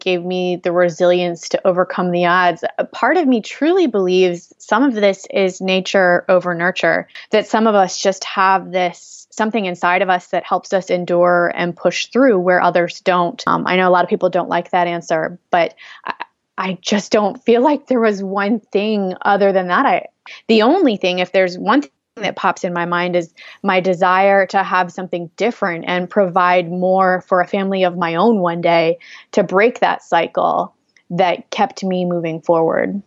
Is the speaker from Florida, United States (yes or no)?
no; Bridgeport, Connecticut, United States; also born or lived in Fairfield, Connecticut; I was born in Fairfield, Connecticut, Bridgeport, Connecticut, actually, um, which is the southern tip of Connecticut, close to New York City